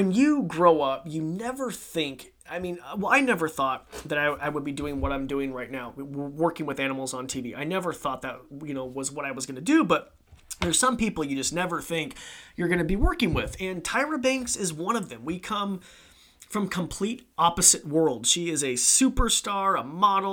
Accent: Idaho, United States; born and raised in Idaho, 28 years

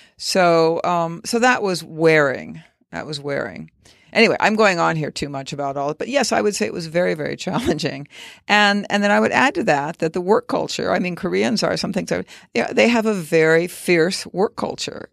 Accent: Arizona, United States; moved away as an adult; I grew up in Arizona.

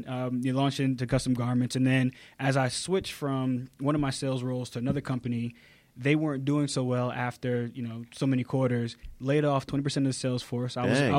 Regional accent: Connecticut, United States; moved away as an adult; also born or lived in North Carolina; now in Atlanta, United States; So I have found my home in the South and absolutely love it. But actually, I grew up in Connecticut

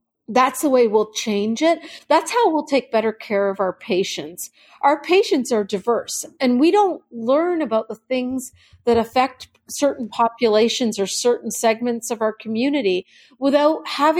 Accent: Canada; now in United States; I came here as a Canadian. I didn't understand all of that.

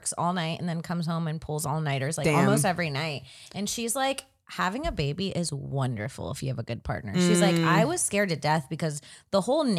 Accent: Florida, United States; I'm from Florida

